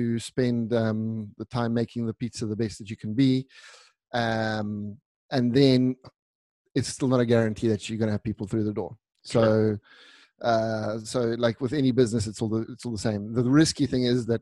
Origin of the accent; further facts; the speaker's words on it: South Africa; moved away as an adult; also born or lived in Italy; now in Milan, Italy; So I was born in South Africa. My brother and I were both born in South Africa.